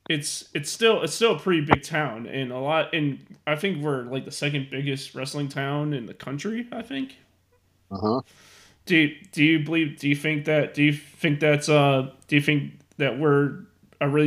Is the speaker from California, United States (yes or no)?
no; Marion, Arkansas, United States; Marion, Arkansas. Marion, Arkansas.